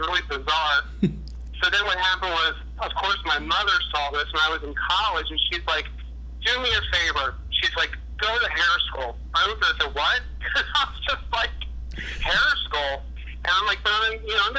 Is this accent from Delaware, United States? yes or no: yes; Wilmington, Delaware, United States; I'm originally from Wilmington, Delaware. I was born and raised there